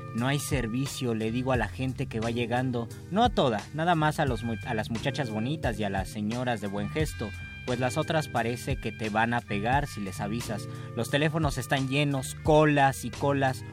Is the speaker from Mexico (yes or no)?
yes; Mexico City, Mexico; como buenos chilangos que vamos poco al mar